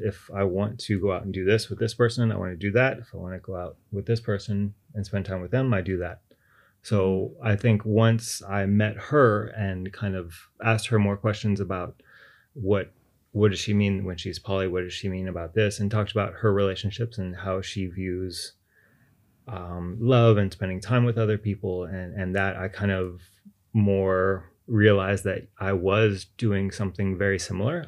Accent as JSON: {"language": "English", "town": "Austin", "region": "Texas", "country": "United States", "tie": "born or raised there", "moved": "as an adult", "lives_now": "Beijing, China", "said": "I'm originally from Austin, Texas"}